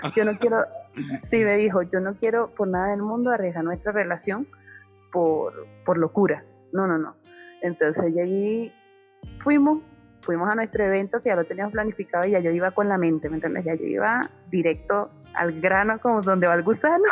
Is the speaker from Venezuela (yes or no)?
yes; Venezuela; moved away as an adult; nosotros somos venezolanos de nacimiento, pero habitantes de mundo. Yo salí de mi país en el 2014 y no he vuelto.